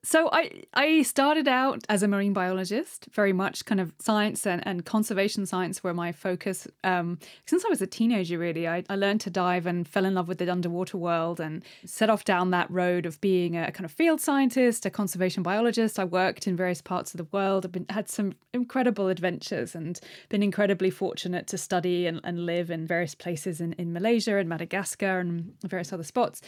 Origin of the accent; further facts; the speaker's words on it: United Kingdom; being British